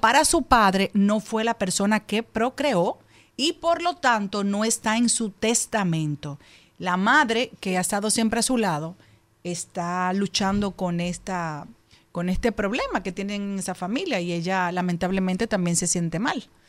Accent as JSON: {"language": "Spanish", "country": "Dominican Republic", "said": "Esto me preocupa mucho como mujer, como dominicana, como madre"}